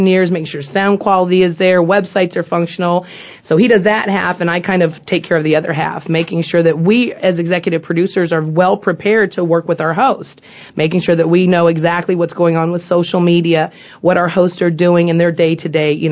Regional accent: San Diego, California, United States; moved away as an adult; I'm from San Diego

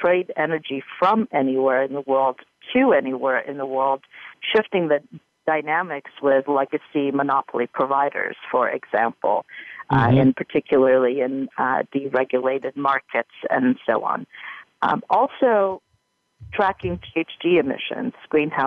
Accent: Timișoara, Timiș County, Romania; Romania, in my hometown of Timișoara

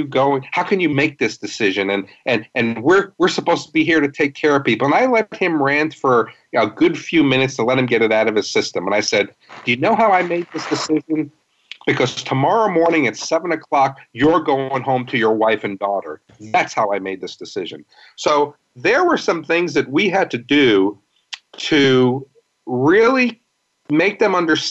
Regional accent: New York City, New York, United States; also born or lived in Fort Worth, Texas; now in St. Louis, United States; I grew up in New York City

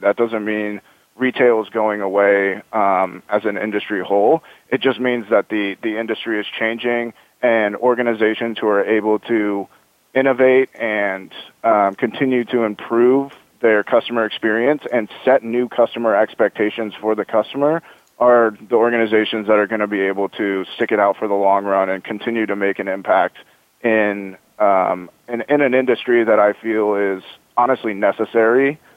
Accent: Omaha, Nebraska, United States; now in Bay Area, United States; I'm from Omaha, Nebraska

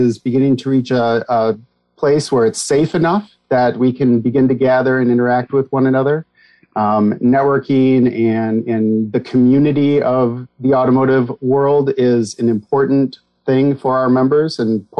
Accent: Detroit, Michigan, United States; I am born and raised in the Metro Detroit area

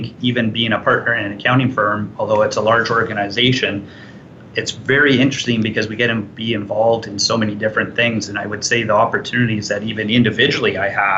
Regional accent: Edmonton, Alberta, Canada; now in Calgary, Canada; I was originally from Edmonton. I was born and raised there.

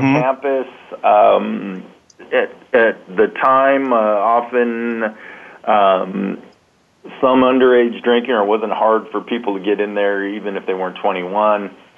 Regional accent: San Diego, California, United States; now in Columbus, United States; I grew up in San Diego

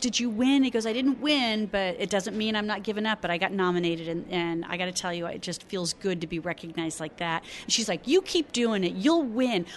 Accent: Arizona, United States; I'm from Arizona

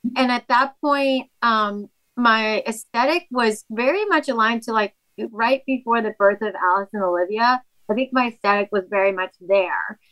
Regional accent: Ecuador; moved away; Ecuador, where I'm from, they had their dollarization. And so it was kind of like the Great Depression financially in my home country.

